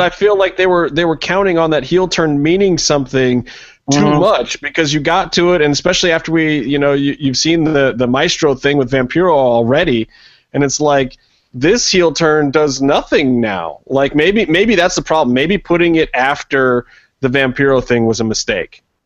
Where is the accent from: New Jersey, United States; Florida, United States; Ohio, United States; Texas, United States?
Ohio, United States; Cleveland; Cleveland, my hometown